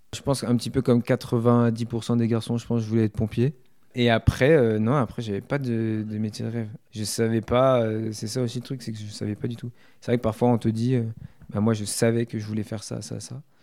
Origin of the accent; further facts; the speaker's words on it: Issoudun, Centre-Val de Loire, France; moved away as an adult; also born or lived in Tours / Le Poinçonnet; J'ai été très longtemps à Issoudun